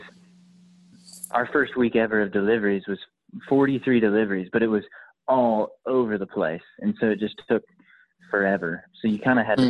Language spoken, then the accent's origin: English; Lawrenceville, Georgia, United States; also born or lived in Monroe, Georgia; I grew up in Lawrenceville